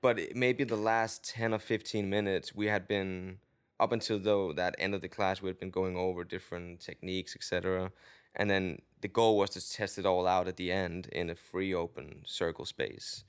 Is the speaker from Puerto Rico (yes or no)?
no; Denmark; English is a second language; moved away as an adult; also born or lived in London; now in Los Angeles, United States; I am from Denmark